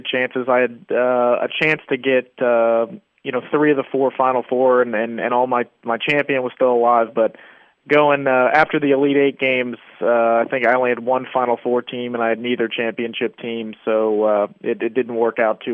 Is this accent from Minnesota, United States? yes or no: no; Louisville, Kentucky, United States; also born or lived in Lexington; I'm actually a Louisville native. I went down to Lexington for school at UK, but no, I'm born and raised in Louisville